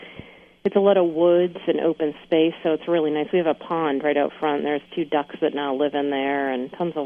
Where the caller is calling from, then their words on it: Maine, United States; I'm calling in from Maine.